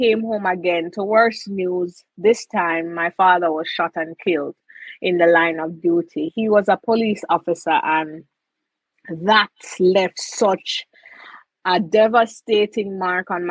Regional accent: Jamaica; It is always a pleasure being a Jamaican

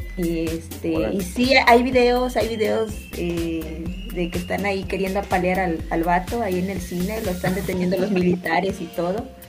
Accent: Orizaba, Veracruz, Mexico; now in Xalapa, Mexico; yo vivo aquí en Jalapa, pero yo no soy de aquí, entonces, boom. yo soy de Orizaba

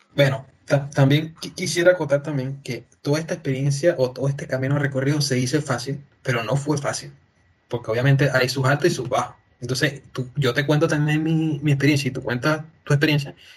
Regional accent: Venezuela; now in Chile; a mí como venezolano

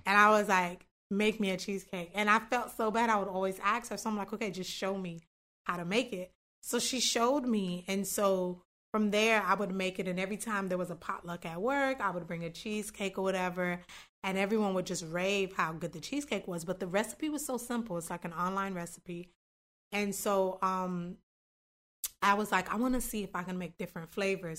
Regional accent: North Miami, Florida, United States; moved away as an adult; also born or lived in Tallahassee; North Miami, born and raised.

